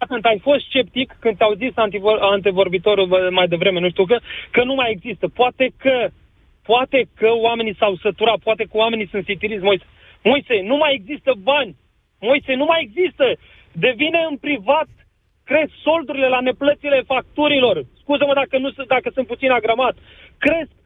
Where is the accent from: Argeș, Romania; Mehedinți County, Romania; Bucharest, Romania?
Mehedinți County, Romania; Orșova; now in Timișoara, Romania; îs din Orșova